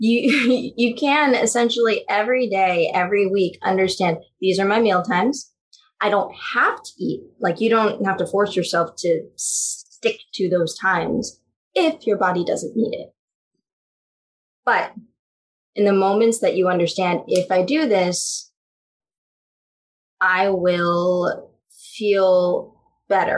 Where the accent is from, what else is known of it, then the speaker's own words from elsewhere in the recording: Philippines; as a Filipino